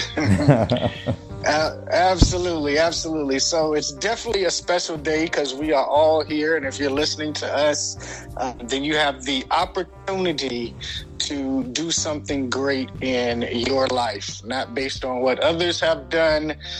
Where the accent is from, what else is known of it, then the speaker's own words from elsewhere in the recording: Portsmouth, Virginia, United States; now in Atlanta, United States; I was born in a small town called Portsmouth, Virginia, um, here in the United States